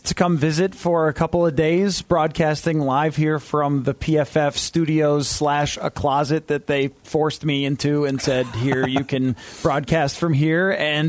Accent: Buffalo, New York, United States; now in Minnesota, United States; I grew up, George, in Buffalo, New York, the land of the wing.

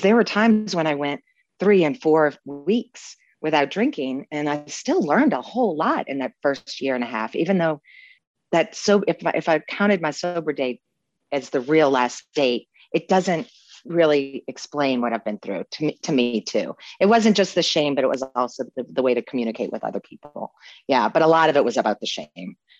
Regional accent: New Orleans, Louisiana, United States; growing up in New Orleans

